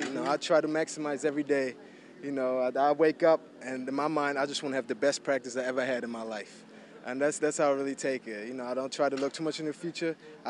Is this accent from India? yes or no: no; Hamburg, Germany; English is a second language; moved away as an adult; also born or lived in United States; now in New Orleans, United States; I grew up in Germany, mm-hmm. and you know, I was 18 when I graduated from my German high school, but I didn't speak English at that point. And that's when I came to America